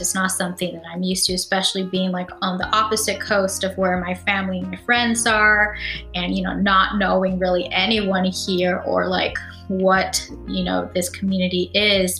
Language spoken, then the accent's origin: English; California, United States; I am from California and I'm familiar with that system